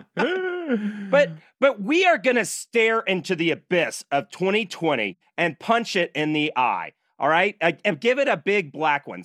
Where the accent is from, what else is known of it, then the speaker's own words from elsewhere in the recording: Nashville, Tennessee, United States; now in Utah, United States; I'm from Nashville before I moved out to Utah